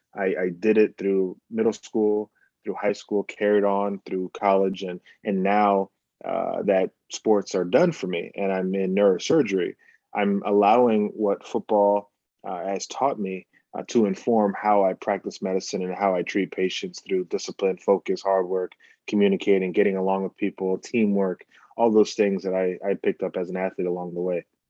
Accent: Bahamas; now in United States; we're coming from the Bahamas

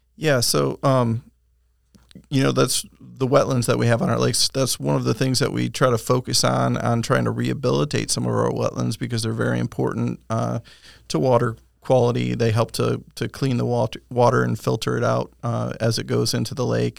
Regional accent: Michigan, United States; moved away as an adult; now in Winter Haven, United States; was born and raised in Michigan

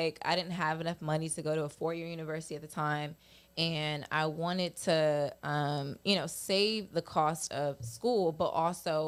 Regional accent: Upper Marlboro, Maryland, United States; I grew up in Upper Marble, Maryland. Born and raised my entire life

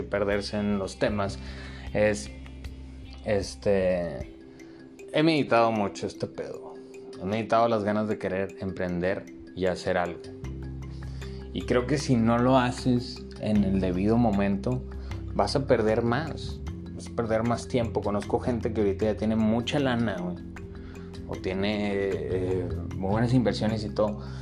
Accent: Monclova, Coahuila, Mexico; somos de Monclova. Los monclovenses somos a toda madre, sea, Carnita asada, caída a la casa, güey. Así crecí yo

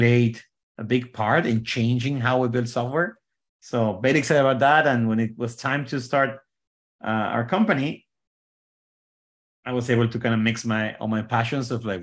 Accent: Mexico; moved away as an adult; now in Bay Area, United States; So I was born in Mexico many years ago

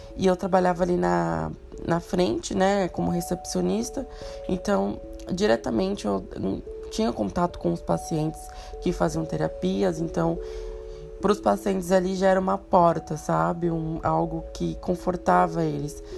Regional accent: São Paulo, Brazil; eu moro em São Paulo a minha vida inteira, nasci e criado em São Paulo, na Zona Leste

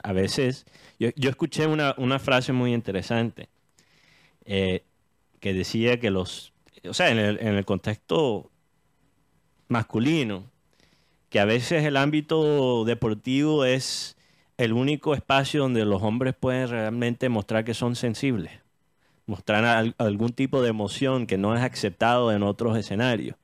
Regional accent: United States; born or raised there

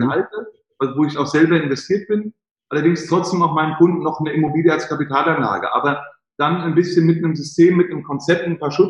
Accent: Frankfurt, Hesse, Germany; hätten sie in Frankfurt, ich bin Frankfurter, für 100.000 Euro, äh, 100.000 Marken Wohnen kaufen können.

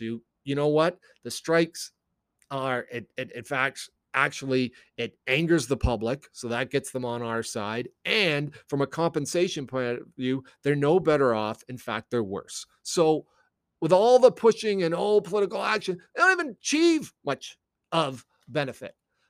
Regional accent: United States; born there; I was born in the States.

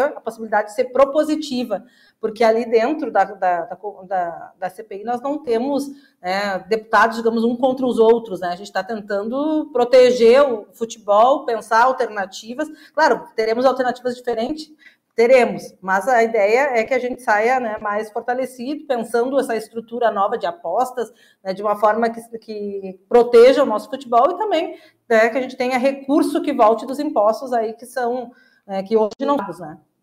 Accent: Caxias do Sul, Rio Grande do Sul, Brazil; Eu sou de Caxias do Sul, na, na cidade industrial

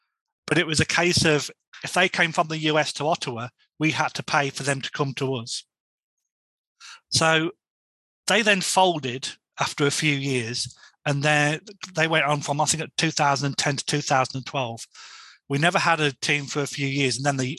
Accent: England, United Kingdom; No, I'm from England and I follow you guys on.

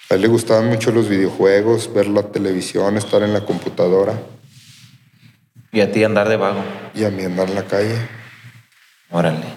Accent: Durango, Mexico; De aquí, Durango.

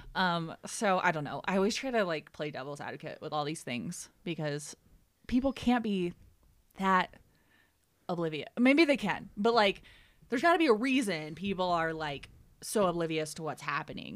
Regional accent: Ohio, United States; moved away as an adult; also born or lived in Aspen, Colorado; I'm from Ohio, and I went to school in Cincinnati

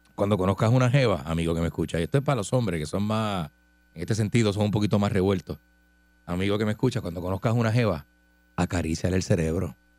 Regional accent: Puerto Rico; yo nací en Puerto Rico.

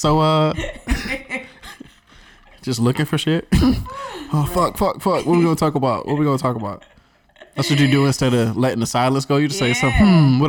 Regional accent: North Carolina, United States; North Carolina myself.

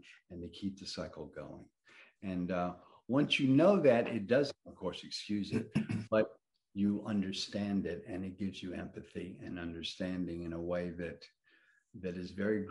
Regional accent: Atlanta, Georgia, United States; moved away as an adult; also born or lived in New Orleans / New York; I spent my, you know, very early years in New Orleans on a boat, and my young years in older grammar school and high school in Atlanta

